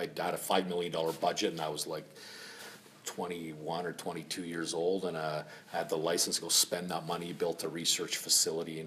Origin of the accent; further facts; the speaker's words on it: Toronto, Ontario, Canada; also born or lived in Finland; I've been here since I was 5 years old. And, you know, I went to, I grew up in Scarborough